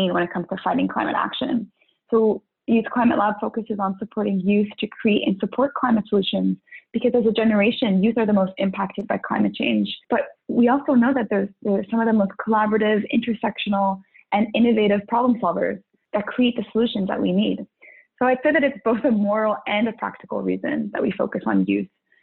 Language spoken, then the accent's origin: English; Ottawa, Ontario, Canada; I'm born and raised in Ottawa